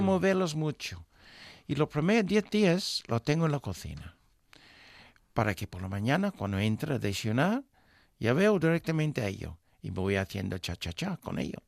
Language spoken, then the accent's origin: Spanish; England, United Kingdom; moved away; nuestro pueblo tenía en esos momentos, para darte una idea, una población de unas 5.000 personas